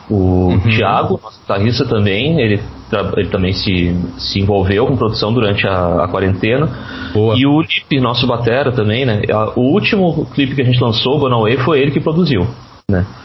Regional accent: Novo Hamburgo, Rio Grande do Sul, Brazil; Isso, isso. Sou de Novo Hamburgo, exatamente.

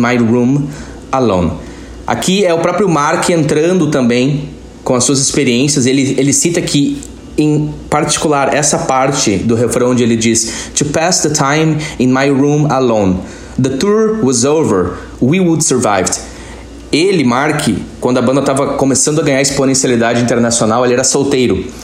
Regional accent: Campo Bom, Rio Grande do Sul, Brazil; Eu estou falando diretamente da minha cidade natal, Campo Bom, no Vale dos Sinos, estado do Rio Grande do Sul, no Brasil

